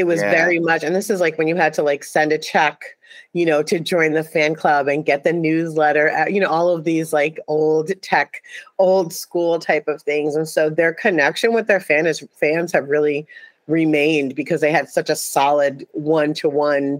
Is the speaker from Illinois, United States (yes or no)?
no; New York City, New York, United States; now I'm from New York City. I grew up in Brooklyn, New York